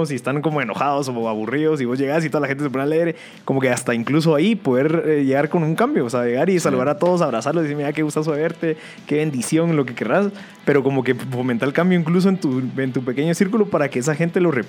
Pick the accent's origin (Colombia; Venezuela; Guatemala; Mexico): Guatemala; somos guatemaltecos